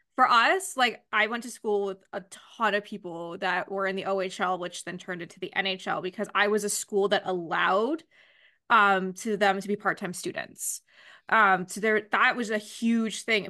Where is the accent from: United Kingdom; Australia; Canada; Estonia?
Canada; as a Canadian